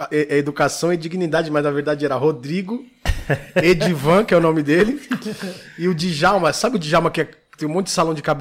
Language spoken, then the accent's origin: Portuguese; São Paulo, Brazil; Eu sou da Zona Sul. Zona Sul? Vida inteira ali, criado na, na no, no Ipiranga ali.